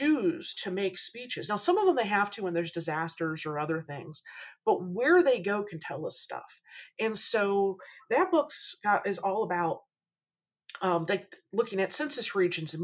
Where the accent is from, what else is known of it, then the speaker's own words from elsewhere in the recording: Kentucky, United States; first language English; also born or lived in Budapest, Hungary; now in Austin, United States; I'm from Kentucky.